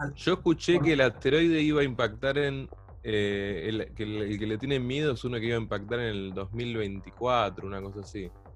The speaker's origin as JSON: {"language": "Spanish", "town": "Pilar", "region": "Buenos Aires Province", "country": "Argentina", "said": "somos de Pilar"}